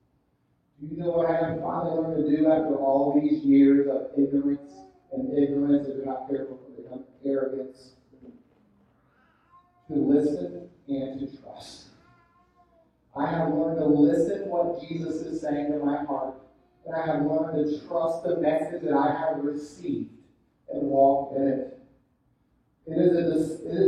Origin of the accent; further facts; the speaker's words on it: Fort Lauderdale, Miami area, South Florida, United States; I grew up in South Florida, Fort Lauderdale, Miami area